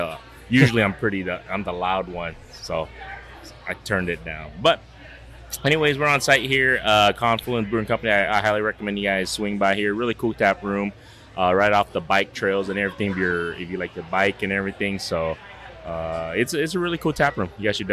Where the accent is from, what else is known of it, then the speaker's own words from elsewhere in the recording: Iowa, United States; Not just because I'm from Iowa